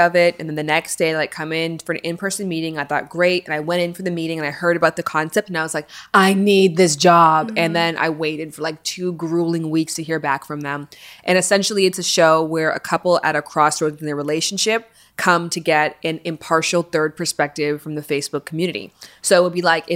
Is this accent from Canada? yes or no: yes; Canada; now in Los Angeles, United States; I come from Canada